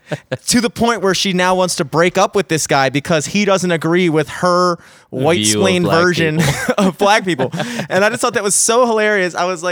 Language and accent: English; Parkville, Maryland, United States; also born or lived in Greenmount; I was born on Greenmount and then like in like the hood, and then my parents just like got like worked really hard, and then they bought a house in Parkville and sent me to like I went to school in like Parkville and stuff like that.